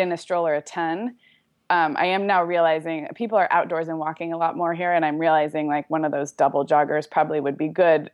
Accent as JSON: {"language": "English", "town": "Santa Barbara", "region": "California", "country": "United States", "tie": "born or raised there", "moved": "as an adult", "lives_now": "Orange County, United States", "said": "I grew up in Santa Barbara"}